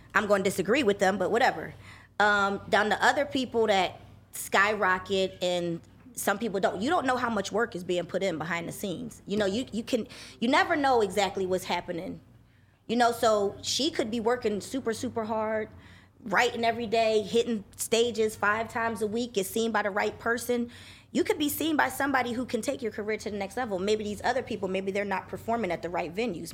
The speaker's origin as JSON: {"language": "English", "region": "New Jersey", "country": "United States", "tie": "born or raised there", "also_born_or_lived": "Philadelphia, Pennsylvania / Los Angeles, California", "moved": "as an adult", "said": "moved to Jersey when I was nine years old"}